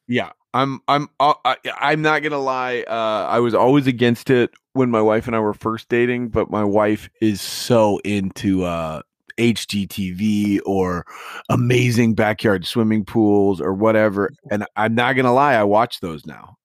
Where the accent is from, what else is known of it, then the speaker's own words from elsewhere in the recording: Midwest, United States; now in California, United States; I'm never going back to the Midwest.